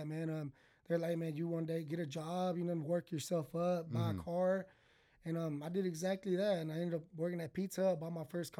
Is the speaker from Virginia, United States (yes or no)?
no; McGregor, Texas, United States; also born or lived in Belle Glade, Florida; I moved to Texas, man. I was about six.